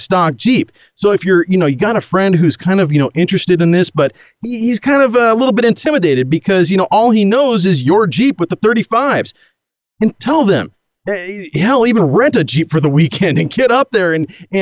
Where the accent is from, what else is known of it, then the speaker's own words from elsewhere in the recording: Oregon, United States; in my home state in Oregon here